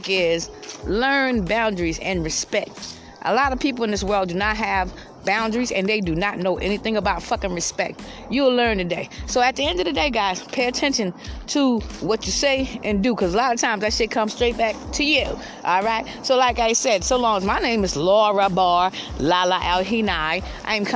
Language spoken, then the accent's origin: English; Georgetown, South Carolina, United States; moved away as an adult; also born or lived in Columbia, South Carolina; now in Lexington County, United States; I was in my hometown, Georgetown, which I'm back in Lexington County right now